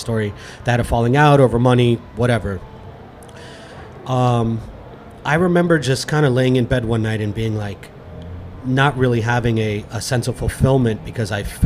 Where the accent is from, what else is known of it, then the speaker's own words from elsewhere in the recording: Fort Lauderdale, Florida, United States; also born or lived in Miami / Orlando / Gainesville; I'm a South Florida native. I was born in Miami, raised in Fort Lauderdale